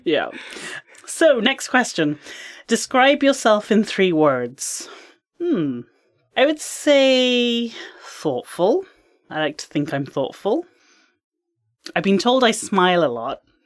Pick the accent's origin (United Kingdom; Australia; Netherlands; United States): United Kingdom; England; now in Canada; I am from England